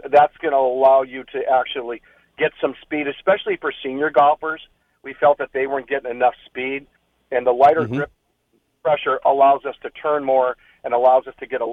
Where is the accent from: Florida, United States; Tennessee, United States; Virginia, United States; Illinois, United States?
Illinois, United States; Chicago; now in San Diego, United States; I grew up in Chicago